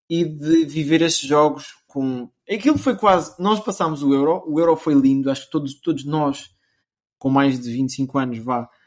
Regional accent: Portugal; eu sou português, de nascença

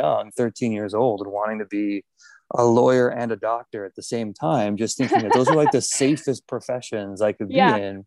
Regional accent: Miami, Florida, United States; I grew up in Miami

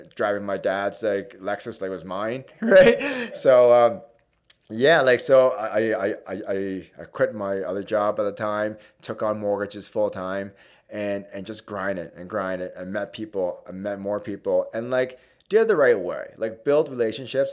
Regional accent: Hamilton, Ontario, Canada; East End, born and raised, uh, so went to Winston Churchill High School

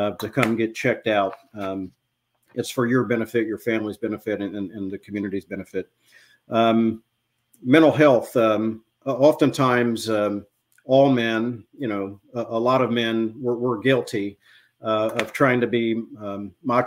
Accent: New Castle, Indiana, United States; now in Cleveland, United States; I grew up in Newcastle, Indiana

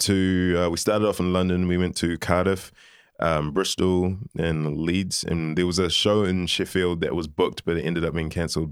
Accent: New Zealand; also born or lived in Liverpool, United Kingdom; moved to New Zealand when I was eighteen months old.

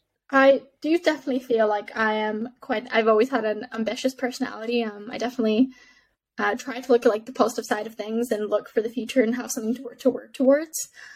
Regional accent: Canada; also born or lived in Middle East; when I grew up in the Middle East, people ask you, where are you from when you're in the Middle East? And my answer was always, oh, I'm from Canada, because my dad's Canadian.

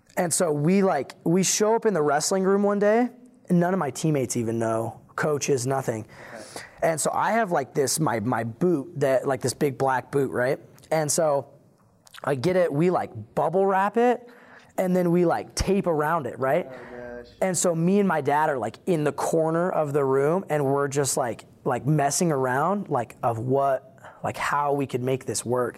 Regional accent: Iowa, United States; I was born in Iowa

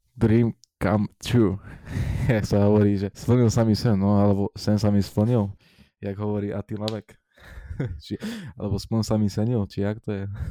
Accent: Rožňava, Košice Region, Slovakia; u nás v Rožňave

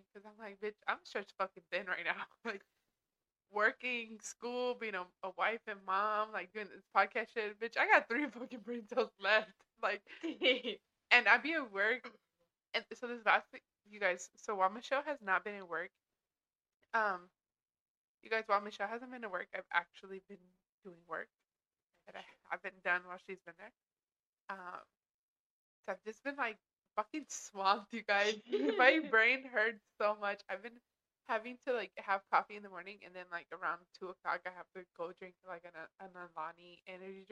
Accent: Texas, United States; moved away; I'm from Texas

